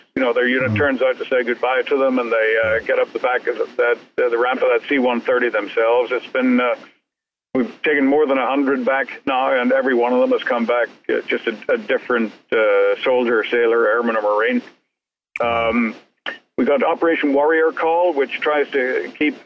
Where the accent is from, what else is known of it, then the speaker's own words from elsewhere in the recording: Northern Ireland, United Kingdom; now in United States; growing up in Northern Ireland in the 60s and 70s